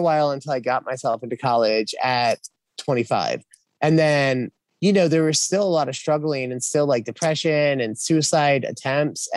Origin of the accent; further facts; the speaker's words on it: Philadelphia, Pennsylvania, United States; moved away as an adult; now in South Carolina, United States; I'm from Philadelphia, so I always kind of go back there